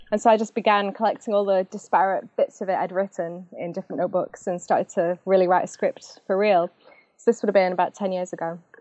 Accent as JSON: {"language": "English", "town": "Macclesfield", "region": "North West England", "country": "United Kingdom", "tie": "born or raised there", "also_born_or_lived": "Manchester / London", "moved": "as an adult", "lives_now": "St. Louis, United States", "said": "I'm from Macclesfield"}